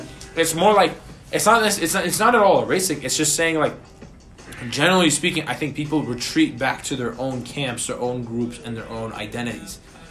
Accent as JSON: {"language": "English", "country": "United States", "said": "I live in America and I'm an American."}